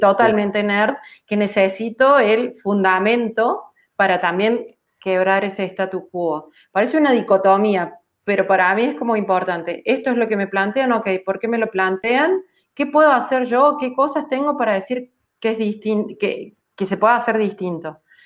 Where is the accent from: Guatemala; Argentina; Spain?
Argentina; Córdoba; also born or lived in Germany; eso terminó siendo un cordobés y sigo en Córdoba, en Argentina